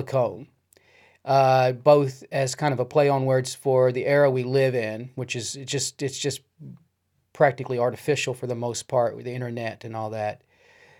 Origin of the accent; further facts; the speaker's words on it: Kentucky, United States; I'm from Kentucky. I grew up in Kentucky